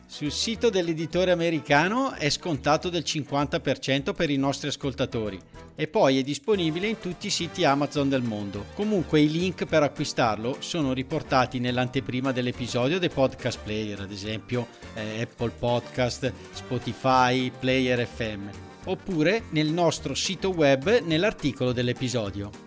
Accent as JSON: {"language": "Italian", "town": "Avellino", "region": "Campania", "country": "Italy", "said": "noi secondo me al sud, almeno da dove veniamo noi da Avellino"}